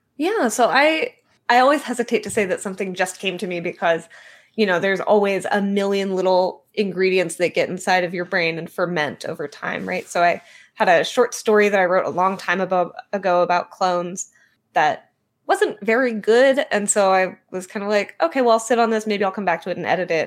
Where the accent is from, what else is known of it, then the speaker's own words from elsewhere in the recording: Bay Area, California, United States; also born or lived in Portland; I was born and raised in California in the Bay Area. I'm back in California now